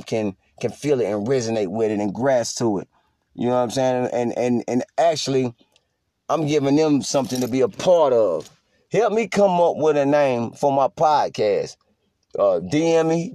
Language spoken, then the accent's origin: English; North Carolina, United States; I'm from North Carolina